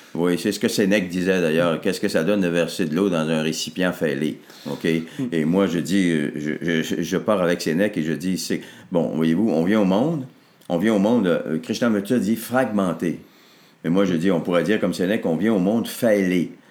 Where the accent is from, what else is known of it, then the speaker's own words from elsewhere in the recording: Arvida, Quebec, Canada; je suis né au monde à Arvida, dans une paroisse qui s'appelait Saint-Jacques. C'était tout petit, là, notre patelin